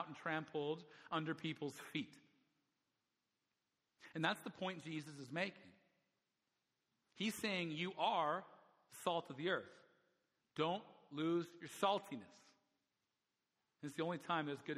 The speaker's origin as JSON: {"language": "English", "region": "Alberta", "country": "Canada", "tie": "born or raised there", "moved": "yes", "lives_now": "Vancouver, Canada", "said": "where I grew up in Alberta, I'll just tell you, it's a very small community"}